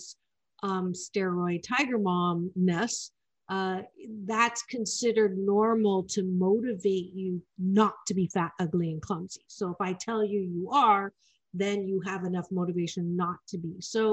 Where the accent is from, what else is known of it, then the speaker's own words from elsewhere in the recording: Kitchener, Ontario, Canada; now in Long Beach, United States; I was born in a really small town called Kitchener-Waterloo, amongst the largest community of Germans outside of Germany